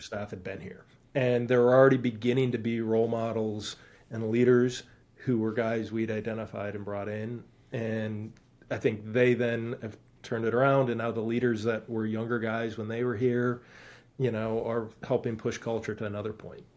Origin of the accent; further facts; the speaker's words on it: Stevens Point, Wisconsin, United States; moved away; I grew up in Stevens Point, Wisconsin.